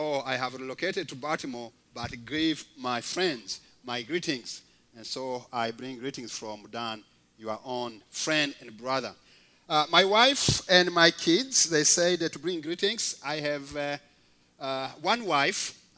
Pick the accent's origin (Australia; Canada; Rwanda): Rwanda; moved away as an adult; also born or lived in Kenya; I was born and raised up in Rwanda. I grew up in a community where actually I did not know Christ until I was 17 years old through a missionary who came to the village.